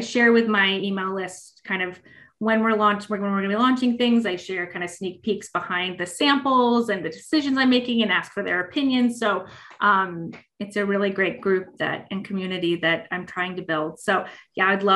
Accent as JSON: {"language": "English", "town": "Los Angeles", "region": "California", "country": "United States", "moved": "yes", "said": "I'm from Los Angeles originally"}